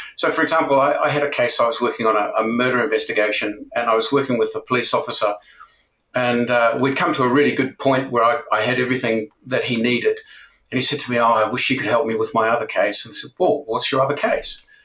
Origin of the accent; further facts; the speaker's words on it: New Zealand; moved away as an adult; also born or lived in Japan; now in United Kingdom; originally, I'm from New Zealand